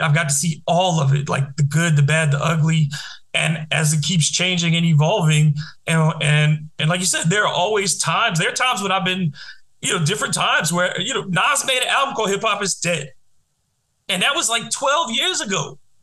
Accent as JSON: {"language": "English", "town": "New Orleans", "region": "Louisiana", "country": "United States", "tie": "born or raised there", "said": "I grew up in New Orleans where we didn't have a hip hop scene for a very long time"}